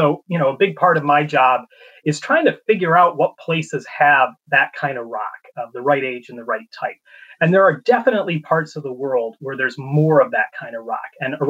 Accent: North Central Illinois, United States; moved away; North Central Illinois. So about an hour and a half south of Chicago

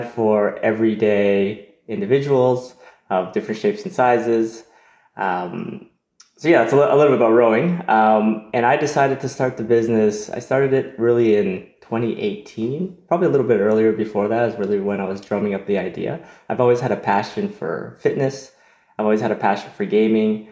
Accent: Toronto, Ontario, Canada; I was born and raised in Toronto, in Canada

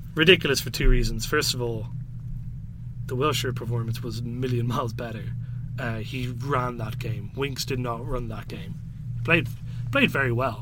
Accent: Ireland; I'm Irish

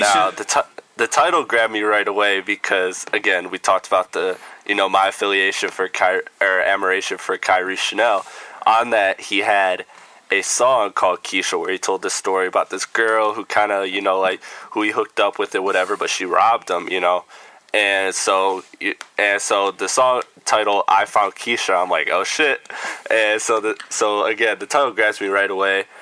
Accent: Midwest, United States; I'm from the Midwest

